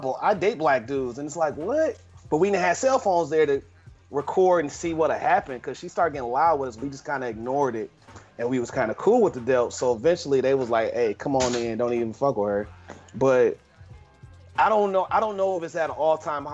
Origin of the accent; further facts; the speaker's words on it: Milwaukee, Wisconsin, United States; I'm from Milwaukee, Wisconsin